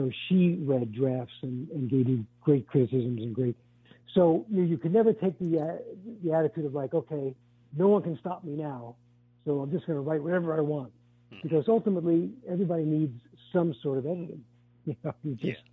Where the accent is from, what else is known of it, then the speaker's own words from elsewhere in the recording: New York City, New York, United States; I grew up in Brooklyn, in a working class neighborhood